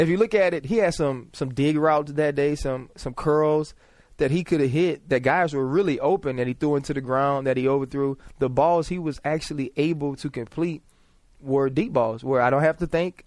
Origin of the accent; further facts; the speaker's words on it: New Orleans, Louisiana, United States; moved away; just being from there, always, as a kid, you know, we'd have games in the Superdome when I was playing recreational